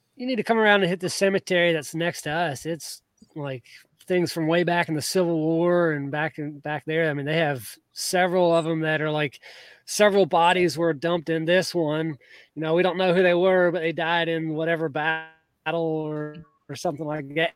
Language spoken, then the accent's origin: English; Georgia, United States; I grew up in Georgia